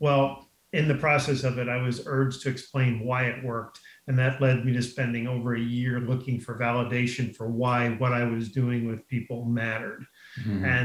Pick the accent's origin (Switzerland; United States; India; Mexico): United States; Garden City, New York; moved away as an adult; now in La Jolla, United States; I grew up in Garden City, Long Island